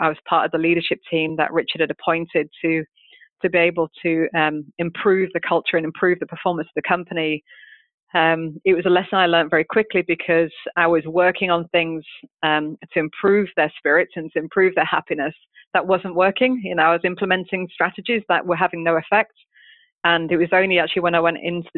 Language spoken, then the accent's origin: English; United Kingdom; moved away; come in as a Brit